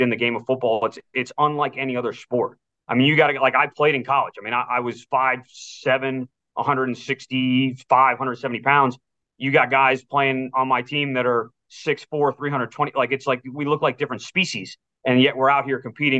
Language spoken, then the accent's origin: English; Wellesley, Massachusetts, United States; moved away; my hometown in Wellesley